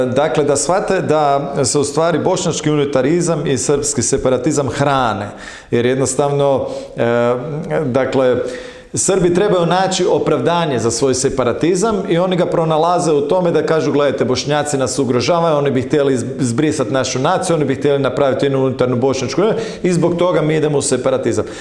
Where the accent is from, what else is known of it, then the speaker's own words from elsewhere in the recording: Croatia; kao Hrvati